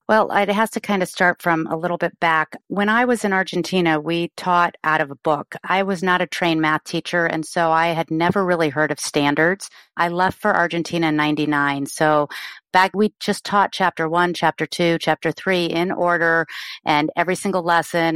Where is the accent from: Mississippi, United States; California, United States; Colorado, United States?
Colorado, United States; moved away as an adult; now in San Diego, United States; I grew up in Colorado and moved here in my thirties